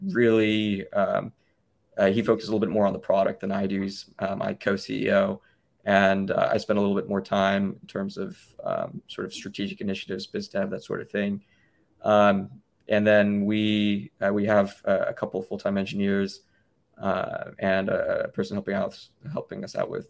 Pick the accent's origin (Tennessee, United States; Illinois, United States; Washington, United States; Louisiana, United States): Tennessee, United States; Memphis; moved away as an adult; also born or lived in Cambridge, Massachusetts / New York; I was born and raised in Memphis